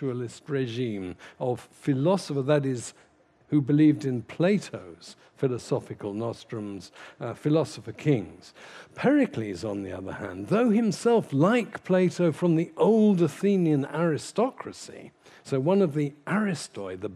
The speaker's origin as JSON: {"language": "English", "region": "London", "country": "United Kingdom", "said": "I come from Putney myself"}